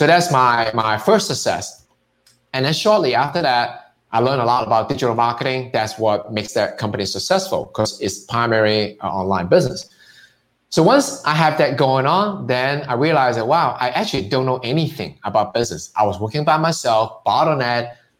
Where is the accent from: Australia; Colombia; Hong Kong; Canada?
Hong Kong; now in United States; It's because I'm Chinese, I'm from Hong Kong.